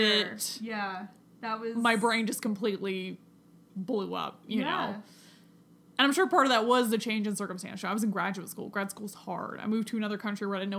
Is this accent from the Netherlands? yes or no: no; United States; also born or lived in Scotland; as an American not living in America